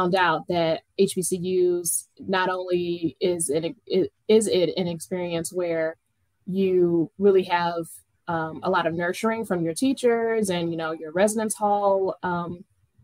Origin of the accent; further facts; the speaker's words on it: Cleveland, Ohio, United States; now in Chicago, United States; Well, so I was born and raised in Cleveland, Ohio.